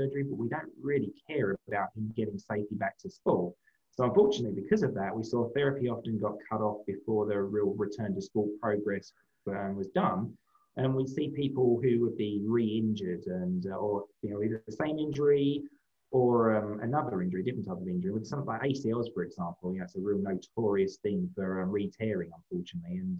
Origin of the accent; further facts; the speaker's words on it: London, United Kingdom; moved away as an adult; now in United States; I grew up in London, England. City boy